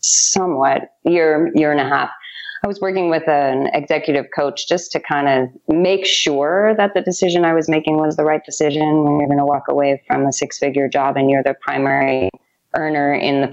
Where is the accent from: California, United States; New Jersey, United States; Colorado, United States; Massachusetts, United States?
California, United States; outside of San Francisco; moved away as an adult; also born or lived in New York City; now in Tulum, Mexico; I grew up outside of San Francisco